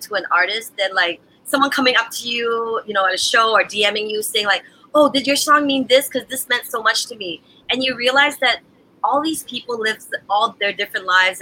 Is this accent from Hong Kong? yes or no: no; Canada; moved away as an adult; also born or lived in United States / Jamaica; I grew up in Canada. I worked in America.